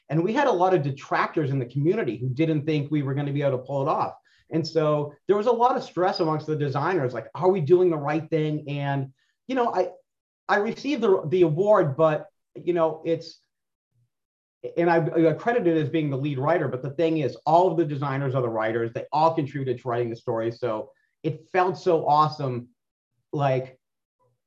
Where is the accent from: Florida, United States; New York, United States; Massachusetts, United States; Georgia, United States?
Massachusetts, United States; Boston; I was from South Boston